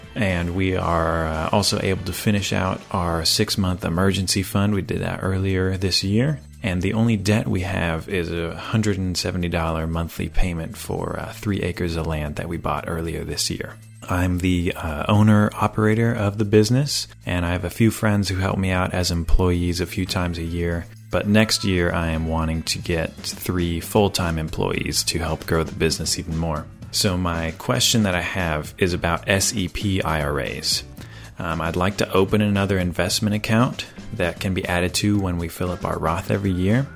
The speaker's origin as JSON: {"language": "English", "town": "Greenville", "region": "Tennessee", "country": "United States", "said": "I'm from Greenville, Tennessee"}